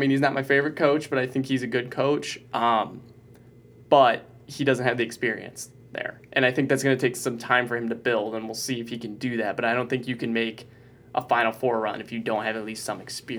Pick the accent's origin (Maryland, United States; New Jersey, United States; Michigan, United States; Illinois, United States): Michigan, United States; Onsted; they made fun of my hometown and said that Chrysler Arena fits 10 times more than the population of Onstead, Michigan.